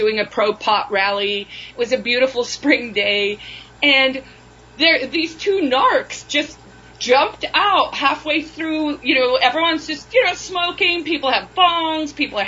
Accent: South Africa; And then there are some stories about just growing up in South Africa and how weird that was.

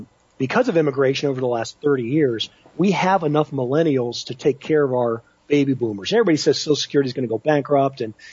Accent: Pittsburgh, Pennsylvania, United States; where I grew up in Pittsburgh in the 1970s

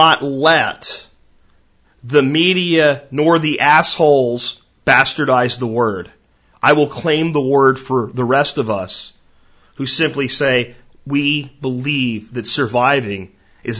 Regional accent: United States; as an American

